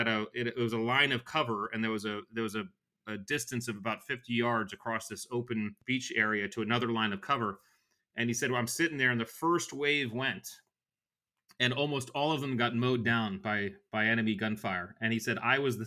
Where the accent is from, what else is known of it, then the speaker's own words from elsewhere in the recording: Connecticut, United States; I grew up in Connecticut right on the water.